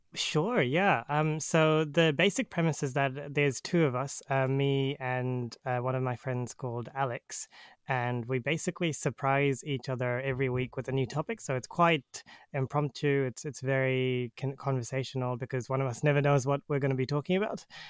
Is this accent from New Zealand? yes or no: yes; New Zealand; I'm from New Zealand